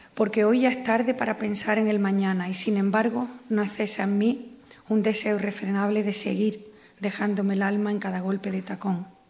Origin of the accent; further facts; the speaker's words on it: San Fernando, Andalusia, Spain; orgulloso como isleña, como gaditana, como andaluce, como flamenca